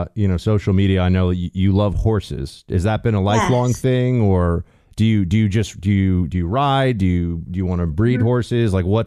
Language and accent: English; United States; now in Miami, United States; As an American